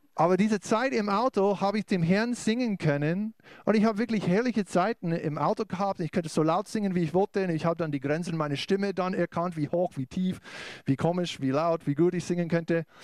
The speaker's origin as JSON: {"language": "German", "country": "United States", "second_language": "German", "moved": "as an adult", "lives_now": "Bavaria, Germany", "said": "ich bin aus den USA auch äh, mit meiner Familie"}